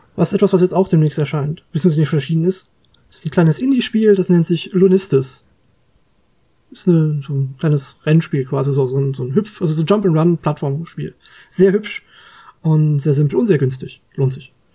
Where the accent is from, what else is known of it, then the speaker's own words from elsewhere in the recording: Germany; bei uns in Deutschland